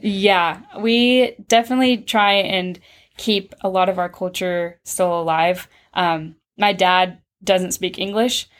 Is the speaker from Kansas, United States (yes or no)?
yes; Pittsburg, Kansas, United States; I was born and raised in Pittsburgh, so I've always lived here.